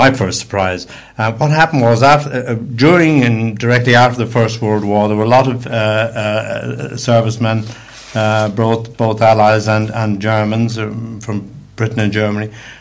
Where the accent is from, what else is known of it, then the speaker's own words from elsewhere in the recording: Dublin, Leinster, Ireland; now in United Kingdom; I was born in Dublin and have lived in the UK since 1960